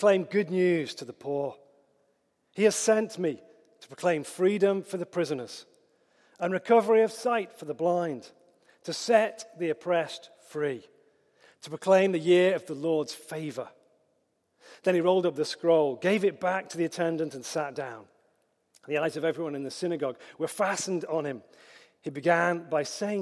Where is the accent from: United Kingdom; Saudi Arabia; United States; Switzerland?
United Kingdom; Hoylake, North West England; accent: Scouse; I grew up on the Wirral in Merseyside, in Hoylake